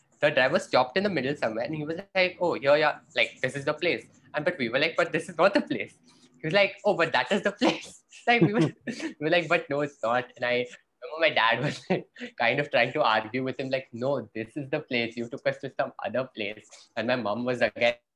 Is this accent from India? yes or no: yes; India